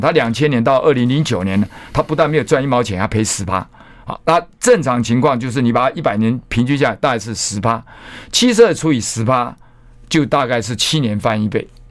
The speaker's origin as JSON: {"language": "Chinese", "town": "Taitung", "region": "Taitung County", "country": "Taiwan", "tie": "born or raised there", "moved": "yes", "said": "我在台东嘛，我故乡在台东，不是台中，台东"}